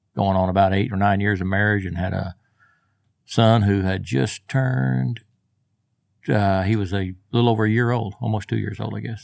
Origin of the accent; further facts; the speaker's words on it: Del City, Oklahoma, United States; also born or lived in Moore, Oklahoma; Born and raised right here. Grew up in, uh, Maine and went most of my school years in Dell City